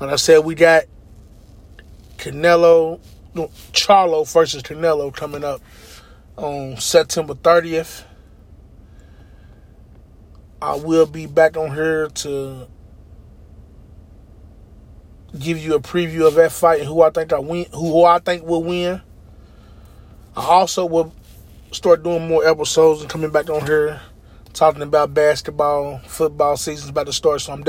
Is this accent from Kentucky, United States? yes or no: yes; Louisville, Kentucky, United States; I'm from Louisville, Kentucky, home of the greatest, Muhammad Ali